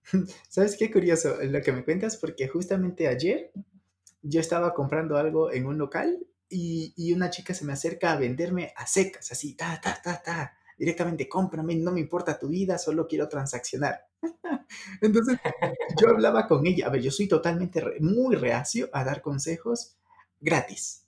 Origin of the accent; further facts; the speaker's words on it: Ecuador; now in Mexico; él es del mismo país que yo, Ecuador, y yo estoy en México.